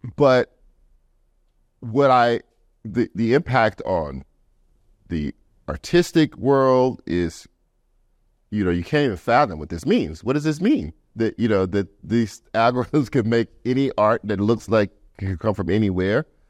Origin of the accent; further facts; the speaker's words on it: Louisiana, United States; we're both from Louisiana